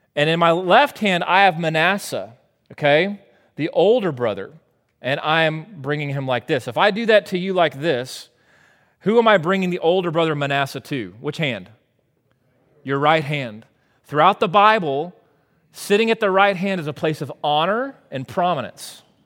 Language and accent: English; United States